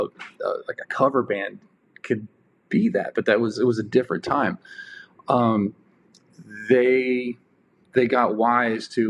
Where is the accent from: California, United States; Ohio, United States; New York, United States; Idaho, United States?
Ohio, United States; Dayton; I grew up in and around Dayton, Ohio